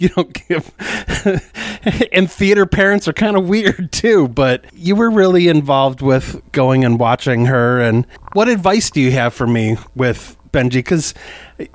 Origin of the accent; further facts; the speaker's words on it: Midwest, United States; two Irish, English Irish kids in the suburbs in the Midwest